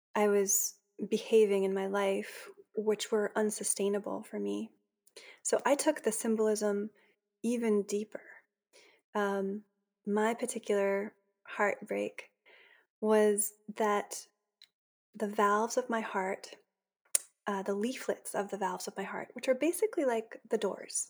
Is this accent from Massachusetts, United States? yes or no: yes; Boston, Massachusetts, United States; also born or lived in Maine; I grew up in the Boston area